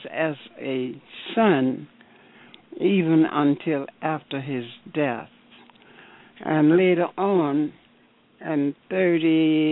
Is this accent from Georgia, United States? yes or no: yes; Savannah, Georgia, United States; moved away; also born or lived in Alabama; I was born in Savannah, Georgia